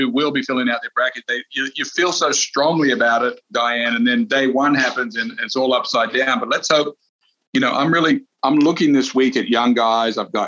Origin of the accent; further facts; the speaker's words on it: Australia; now in Texas, United States; I'm Australian. I live in Texas